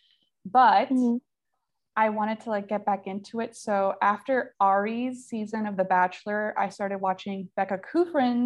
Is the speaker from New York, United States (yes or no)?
no; Miami, Florida, United States; now in San Antonio, United States; We grew up in Miami, Florida. Right now I live in San Antonio, Texas